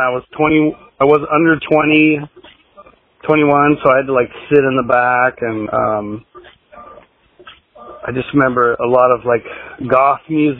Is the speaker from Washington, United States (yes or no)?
yes; Seattle, Washington, United States; No, Seattle, actually. That's where we made all the awesome music back in the day.